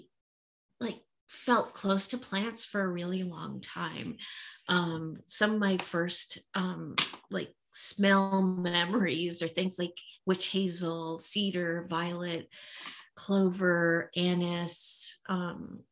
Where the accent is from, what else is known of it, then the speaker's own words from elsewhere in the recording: Philadelphia, Pennsylvania, United States; I was growing up in Philadelphia